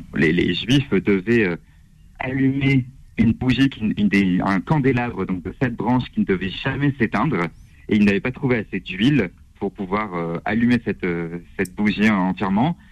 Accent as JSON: {"language": "French", "town": "Strasbourg", "region": "Grand Est", "country": "France", "said": "je viens de Strasbourg"}